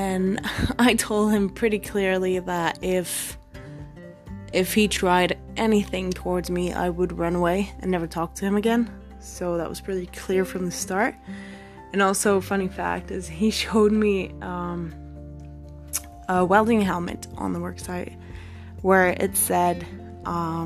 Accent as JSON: {"language": "English", "country": "Belgium", "also_born_or_lived": "Australia", "moved": "as an adult", "said": "I'm from Belgium"}